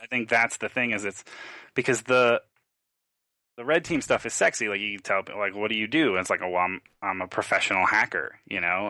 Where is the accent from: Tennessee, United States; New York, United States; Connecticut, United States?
New York, United States; Long Island; I grew up in New York, Long Island, a, a not very well off area with a single mom